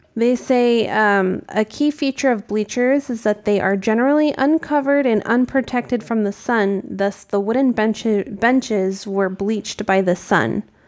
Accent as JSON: {"language": "English", "region": "New England", "country": "United States", "tie": "born or raised there", "said": "I grew up in New England, which is, you know, Massachusetts, Connecticut"}